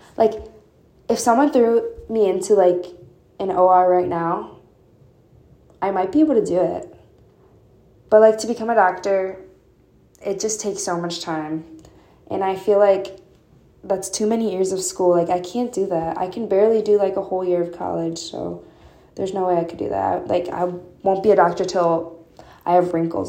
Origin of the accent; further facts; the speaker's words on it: northwest suburbs of Chicago, Illinois, United States; moved away as an adult; now in Urbana-Champaign, United States; specifically from like um, northwest suburbs of Chicago